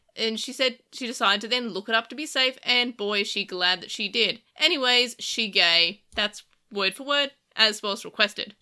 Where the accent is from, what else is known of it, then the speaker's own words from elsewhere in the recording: Australia; being Australian